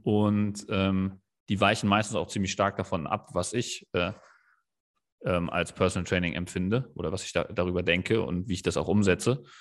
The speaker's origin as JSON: {"language": "German", "town": "Kelkheim", "region": "Hesse", "country": "Germany", "tie": "born or raised there", "said": "ich bin ja in Kerkheim im Taunus aufgewachsen, war, bin da auch zur Schule gegangen"}